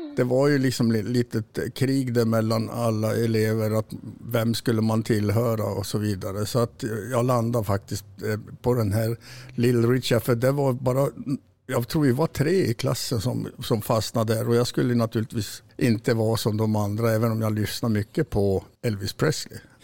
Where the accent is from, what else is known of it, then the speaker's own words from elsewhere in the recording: Kiruna, Norrbotten County, Sweden; moved away; also born or lived in Salmi, Jukkasjärvi; jag är född i Kiruna faktiskt